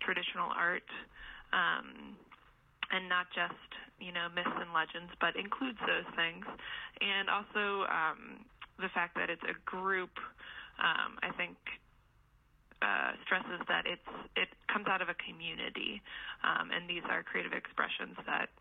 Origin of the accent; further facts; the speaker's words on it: Indiana, United States; moved away as an adult; also born or lived in Michigan / Vermont; now in West Virginia, United States; I grew up in Indiana